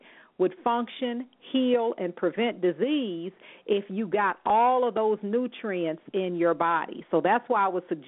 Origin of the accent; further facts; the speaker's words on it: California, United States; moved away; I'm originally from California, and I went to school in Berkeley, Oakland, San Francisco